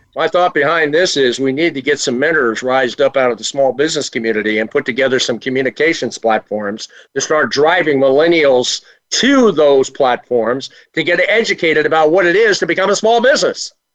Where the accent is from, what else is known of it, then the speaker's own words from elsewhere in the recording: Virginia, United States; also born or lived in Washington, D.C.; I was born and raised in Virginia, actually Washington D.C., and translated to Virginia.